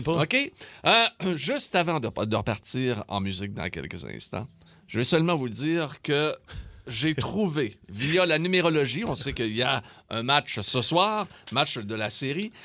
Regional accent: Quebec City, Quebec, Canada; je venais de Québec, j'étais un jeune, j'avais 21 ans

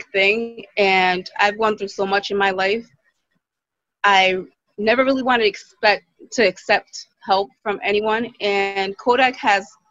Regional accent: Providence, Rhode Island, United States; I'm from Providence, Rhode Island.

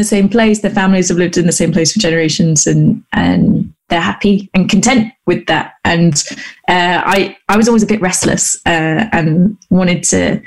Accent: Gloucester, South West England, United Kingdom; I grew up in Gloucester, which is a little city in the southwest of the UK

